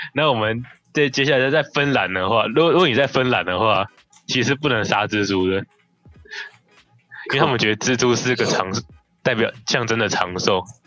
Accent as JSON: {"language": "Chinese", "country": "Taiwan", "said": "我们台湾人"}